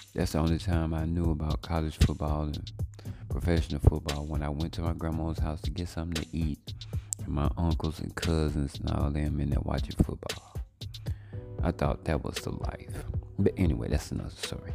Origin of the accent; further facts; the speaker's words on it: Monroe, Louisiana, United States; moved away as an adult; now in Dallas, United States; my hometown, of Monroe, Louisiana